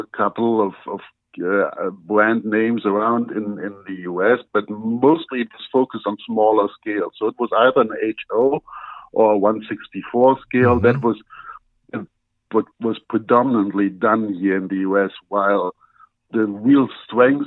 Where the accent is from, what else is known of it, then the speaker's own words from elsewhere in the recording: Germany; English is a second language; now in United States; as everybody can hear from my accent, I'm not originally from the U.S. I was born in Germany